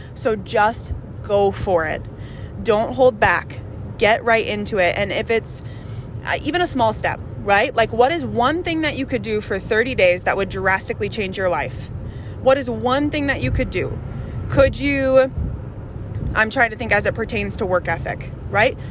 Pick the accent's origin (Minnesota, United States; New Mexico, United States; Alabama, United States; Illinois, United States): Minnesota, United States; Andover; We grew up in Andover, Minnesota